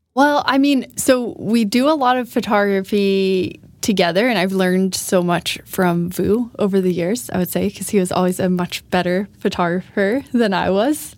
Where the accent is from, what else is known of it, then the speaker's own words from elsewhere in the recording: Florida, United States; moved away as an adult; now in Sweden; I am American from Florida.